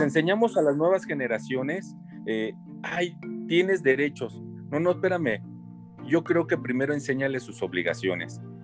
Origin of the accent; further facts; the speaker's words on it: Mexico; esa identidad propia que tenemos como mexicanos